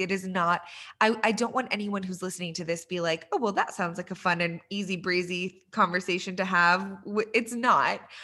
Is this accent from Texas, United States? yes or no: yes; Texas, United States; also born or lived in Iran; I'm from Texas